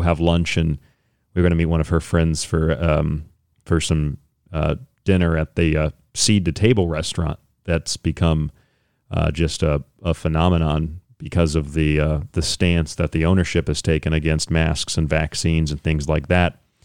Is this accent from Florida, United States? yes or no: yes; Central Florida, United States; I grew up around here in Florida, around the Central Florida area, Saint Petersburg, Tampa